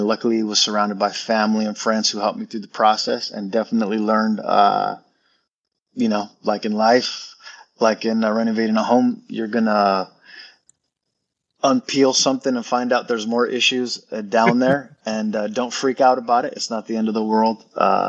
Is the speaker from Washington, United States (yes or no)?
yes; Wapato, Washington, United States; moved away as an adult; I'm from Wapato, Washington. Alumni, I graduated here back in 96